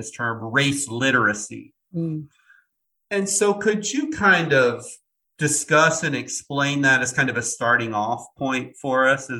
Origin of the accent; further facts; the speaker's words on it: Iowa, United States; I was born and raised in Iowa in the middle of the Midwest.